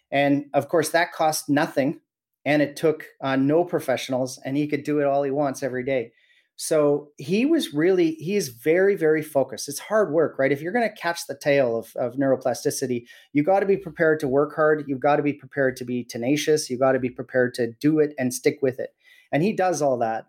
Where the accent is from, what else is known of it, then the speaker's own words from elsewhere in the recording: Williams Lake, British Columbia, Canada; I was born and raised in Williams Lake